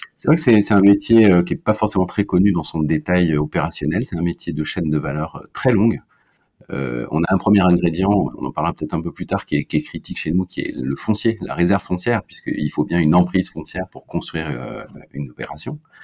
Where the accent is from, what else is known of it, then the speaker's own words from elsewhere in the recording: Brittany, France; je suis breton